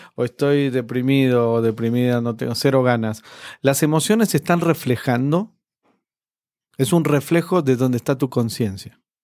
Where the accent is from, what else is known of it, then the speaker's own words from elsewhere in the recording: Argentina; moved away; en mi país, en, Argentina, ya me fui hace mucho tiempo